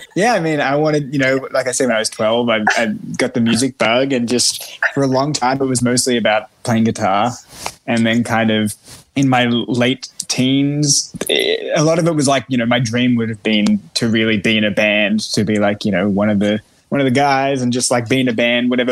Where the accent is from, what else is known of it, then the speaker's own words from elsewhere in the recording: Melbourne, Victoria, Australia; moved away; I'm Australian